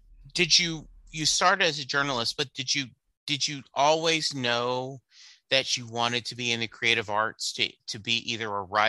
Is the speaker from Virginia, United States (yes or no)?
no; Louisiana, United States; now in Texas, United States; as a guy growing up in Louisiana, currently live in Texas